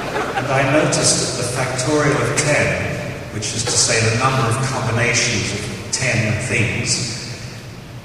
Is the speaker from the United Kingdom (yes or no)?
yes; England, United Kingdom; being English